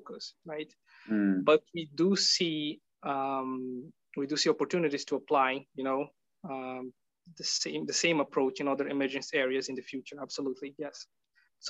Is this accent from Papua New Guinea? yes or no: no; Brazil; moved away as an adult; now in Netherlands; I'm from Brazil